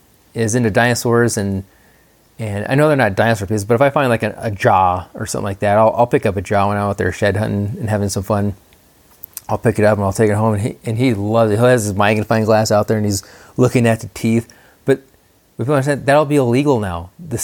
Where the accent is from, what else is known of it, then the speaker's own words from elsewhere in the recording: New Mexico, United States; I was born and raised here in Mexico. A lot of Mexico is blue collar workers.